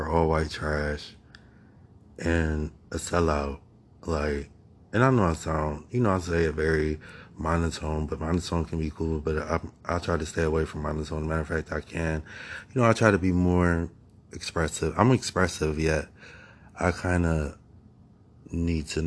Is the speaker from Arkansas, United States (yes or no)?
no; Akron, Ohio, United States; I live in America. I was born in Akron, Ohio